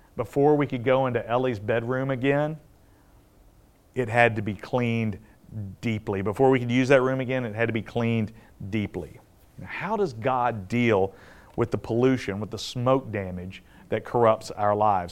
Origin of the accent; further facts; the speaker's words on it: the South, United States; I grew up in the South